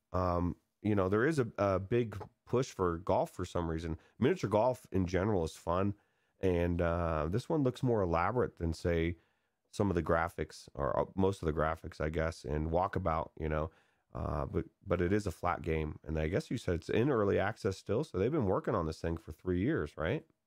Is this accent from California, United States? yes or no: yes; California, United States; I grew up in California where miniature golf is